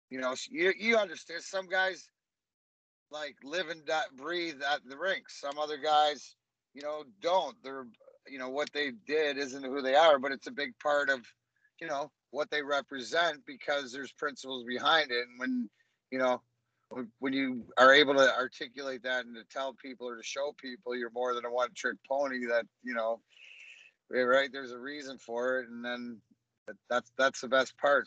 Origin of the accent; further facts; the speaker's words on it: Leamington, Ontario, Canada; I grew up in Leamington, Ontario, which is a melting pot